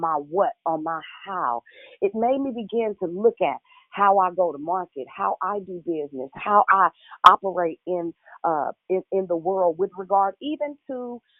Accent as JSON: {"language": "English", "town": "Richmond", "region": "Virginia", "country": "United States", "said": "I'm from Richmond, Southside"}